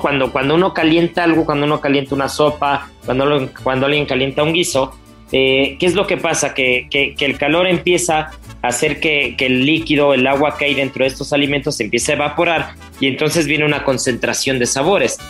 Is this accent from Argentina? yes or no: no; Mexico; como buenos mexicanos